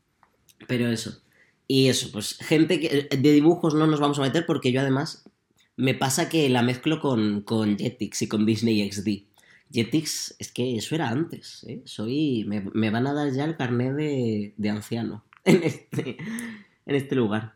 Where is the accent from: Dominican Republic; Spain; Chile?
Spain; Puertollano, Castilla-La Mancha; Porque somos manchegos.